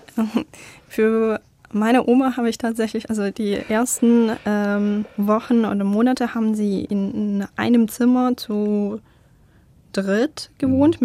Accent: Crimea, Ukraine; German is a second language; moved away as an adult; now in Stuttgart, Germany; Aber ich bin auf der Krim geboren

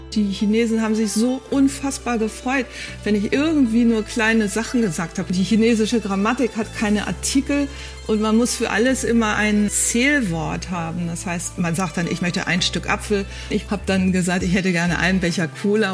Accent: Germany; accent: German; ich habe sicherlich einen schlimmen deutschen Akzent

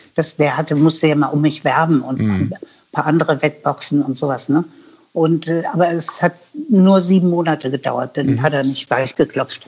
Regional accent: Hanover, Lower Saxony, Germany; moved away as an adult; also born or lived in United States / New Zealand / Philippines / Black Forest; ich komme nicht aus Hamburg, ich komme aus Hannover

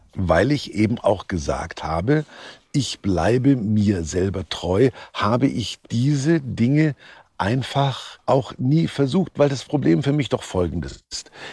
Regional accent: Kulmbach, Bavaria, Germany; born or raised there

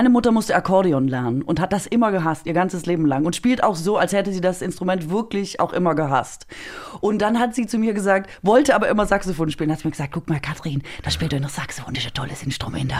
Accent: Baden-Württemberg, Germany; da wo ich herkomme, ich komme ja aus Baden-Württemberg

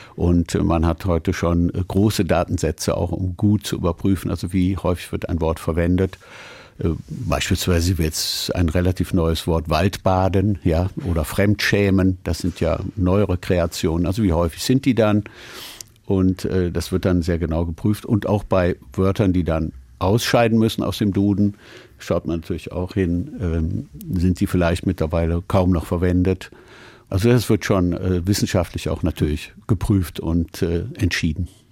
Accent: Cologne, North Rhine-Westphalia, Germany; moved away as an adult; also born or lived in Paris; Heimweh nach meiner Heimatstadt Köln

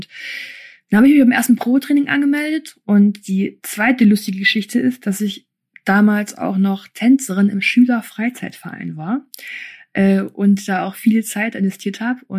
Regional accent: Germany; also born or lived in Kyrgyzstan / Erfurt; Ich war ein halbes Jahr alt.

